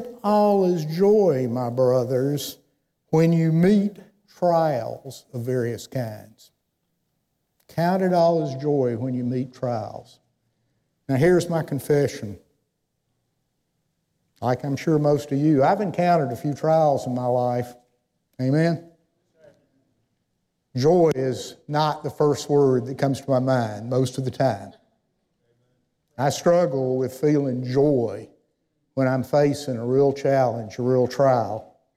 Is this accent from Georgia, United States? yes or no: yes; Athens, Georgia, United States; moved away as an adult; now in Winchester, United States; I grew up in Athens, Georgia.